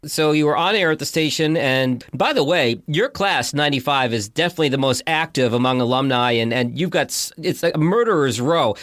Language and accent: English; Massachusetts, United States; my home state of Massachusetts